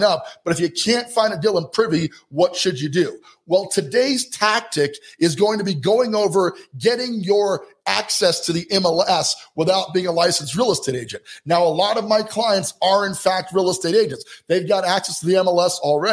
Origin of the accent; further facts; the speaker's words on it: Colorado Springs, Colorado, United States; Colorado Springs, Colorado for just a minute. That's my hometown. That's where I'm from